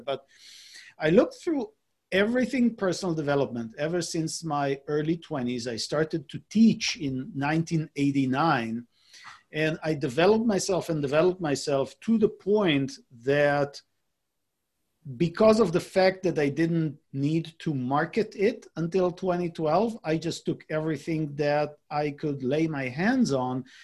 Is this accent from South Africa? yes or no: no; Israel; moved away as an adult; now in San Diego, United States; I was born and raised in Israel. I lived in Israel uh, until I was about 35 years old.